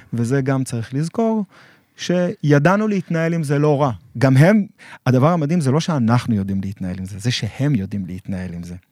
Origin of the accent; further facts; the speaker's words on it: Israel; אני, אני כישראלי